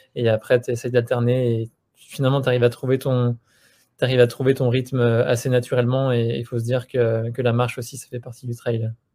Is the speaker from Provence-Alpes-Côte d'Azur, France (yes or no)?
no; Annemasse, Auvergne-Rhône-Alpes, France; on vient de Haute-Savoie, on a grandi à Annemasse, dans la vallée de l'Arve